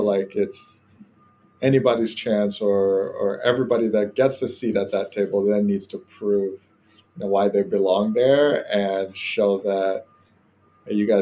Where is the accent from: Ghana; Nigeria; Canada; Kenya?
Ghana; moved away as an adult; now in United States; from Ghana, originally West Africa, and that's where I grew up